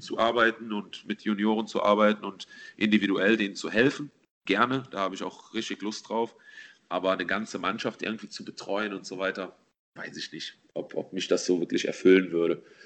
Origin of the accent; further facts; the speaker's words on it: Mendig, Rhineland-Palatinate, Germany; also born or lived in Slovakia; in Mendig, wo ich aufgewachsen bin